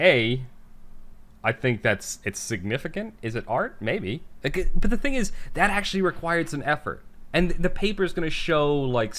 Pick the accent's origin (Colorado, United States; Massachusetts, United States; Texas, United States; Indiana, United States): Massachusetts, United States; Boston; accent: Boston; if you can't tell by the way I talk, you know, for those of you who are listening who don't know, I'm from the Boston area